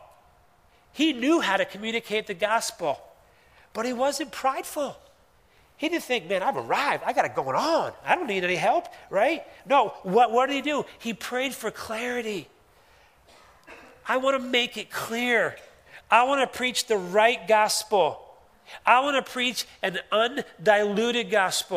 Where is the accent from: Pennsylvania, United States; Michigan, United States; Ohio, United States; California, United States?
Pennsylvania, United States; Philadelphia; moved away; I grew up in Philadelphia.